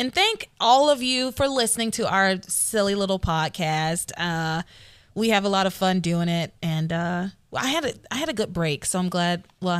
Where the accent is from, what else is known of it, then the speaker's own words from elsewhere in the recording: Tennessee, United States; I'm from Tennessee.